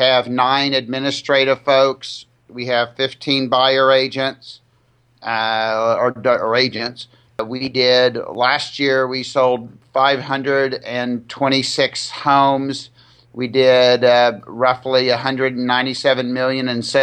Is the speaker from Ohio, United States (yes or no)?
no; Dallas, Texas, United States; moved away as an adult; I grew up in the Dallas area.